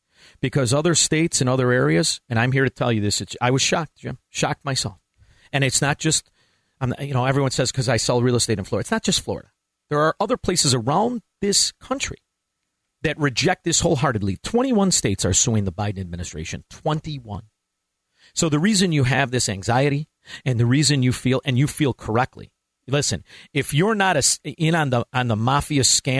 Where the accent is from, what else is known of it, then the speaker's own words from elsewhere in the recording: Ottawa, Ontario, Canada; I know I said tro, but that's all right, I'm from Ottawa.